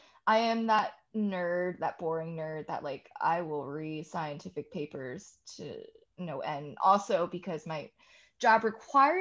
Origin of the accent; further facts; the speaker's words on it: Newark, New Jersey, United States; I grew up in Newark.